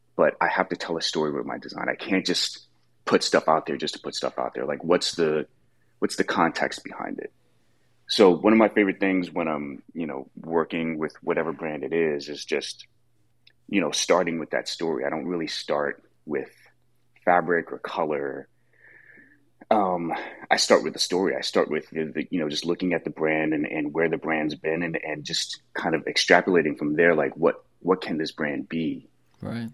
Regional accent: New York, United States; growing up in New York

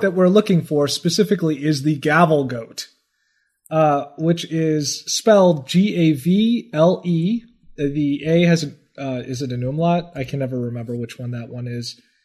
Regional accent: United States; I'm American

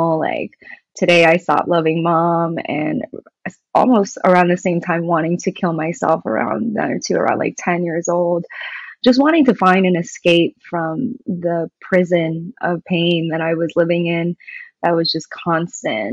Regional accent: New York, United States; I grew up in New York.

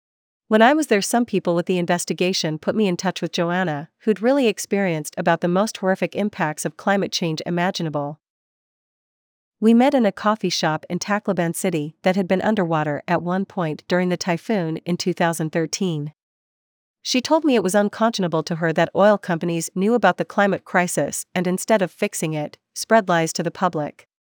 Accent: Alberta, Canada; Especially because I grew up in Alberta, I felt guilty about my personal contribution to the climate crisis for a long time

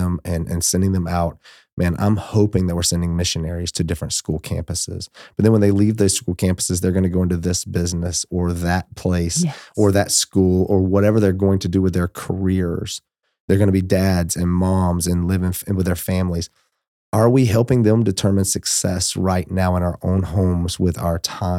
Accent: Georgia, United States; moved away; I'm from Georgia

